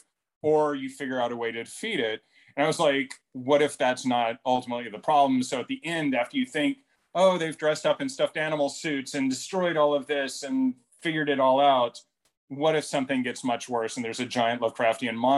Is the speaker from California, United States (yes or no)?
no; Dallas, Texas, United States; also born or lived in Houston, Texas; I grew up in Dallas